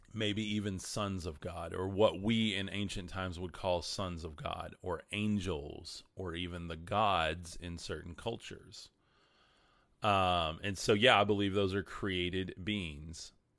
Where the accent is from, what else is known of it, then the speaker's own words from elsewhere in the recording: West Texas, United States; I'm from West Texas